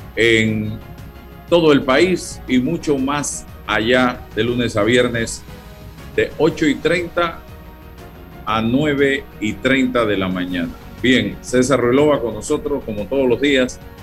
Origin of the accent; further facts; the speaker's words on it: Panama; mi pueblo, al pueblo panameño